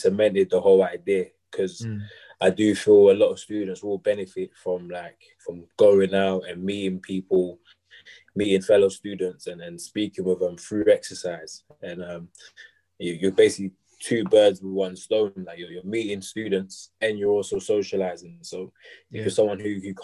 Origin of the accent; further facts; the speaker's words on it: Dagenham, London, United Kingdom; moved away as an adult; now in Loughborough, United Kingdom; I'm from Dagenham originally, around London.